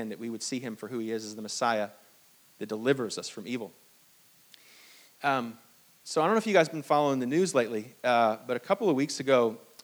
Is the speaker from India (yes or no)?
no; Hong Kong; now in United States; I was born in Hong Kong